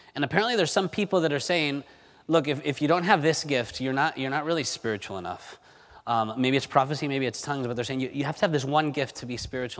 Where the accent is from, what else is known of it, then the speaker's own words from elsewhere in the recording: Spain; moved away; growing up in Spain